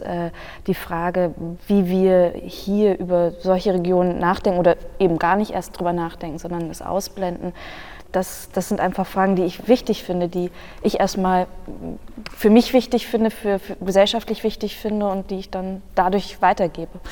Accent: Germany; in dem Land, in dem ich aufgewachsen bin

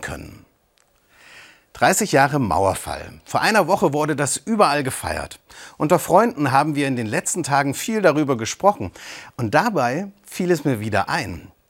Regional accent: Eisenach, Thuringia, Germany; ich bin in Eisenach groß geworden

